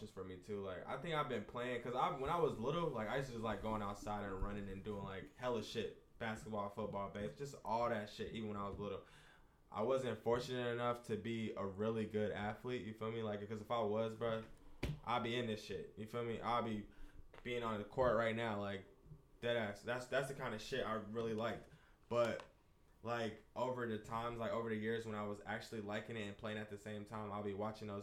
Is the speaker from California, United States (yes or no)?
no; Atlanta, Georgia, United States; I'm from Atlanta